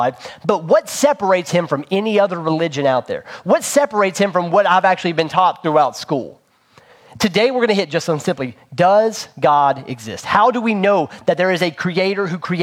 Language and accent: English; Princeton, West Virginia, United States; moved away; where we grew up in Princeton, West Virginia.